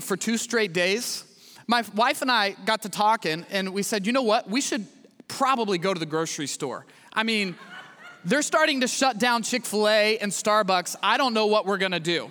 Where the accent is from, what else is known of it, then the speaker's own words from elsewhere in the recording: Midwest, United States; moved away as an adult; now in Houston, United States; I grew up in the Midwest.